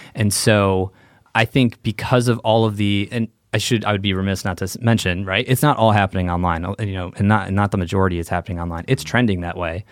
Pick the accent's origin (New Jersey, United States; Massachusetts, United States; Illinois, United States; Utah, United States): Illinois, United States; Chicago; moved away as an adult; also born or lived in Santa Clara, California; growing up in Chicago